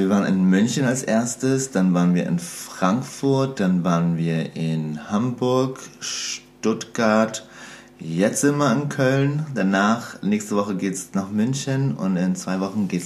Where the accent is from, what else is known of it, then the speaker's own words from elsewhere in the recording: Serbia; also ich komme eigentlich aus Serbien